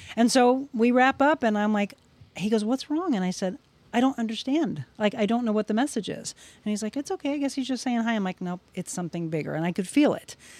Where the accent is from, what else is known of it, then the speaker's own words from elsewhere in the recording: Florissant, Missouri, United States; we grew up in Florissant, Missouri, so it was about an hour, you know, from there, just outside of the Saint Louis area